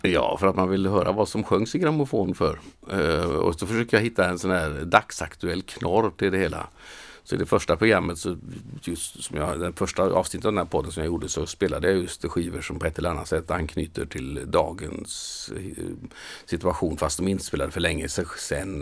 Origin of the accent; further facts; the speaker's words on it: Mölnlycke, Västra Götaland, Sweden; moved away as an adult; now in Manchester, United Kingdom; hemma i Mölnlycke i mitt föräldrahem